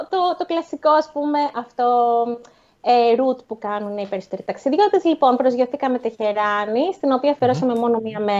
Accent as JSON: {"language": "Greek", "town": "Athens", "region": "Attica", "country": "Greece", "said": "εμείς ας πούμε που είμαστε συνηθισμένοι από Ελλάδα και από Αθήνα"}